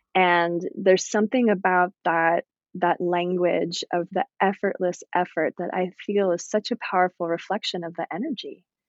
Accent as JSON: {"language": "English", "region": "Virginia", "country": "United States", "tie": "born or raised there", "said": "growing up in Virginia out in nature"}